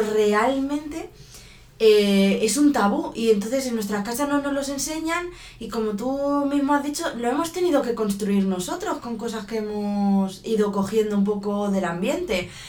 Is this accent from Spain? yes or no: yes; Spain; en España somos muy así, de dejarlo todo en casa.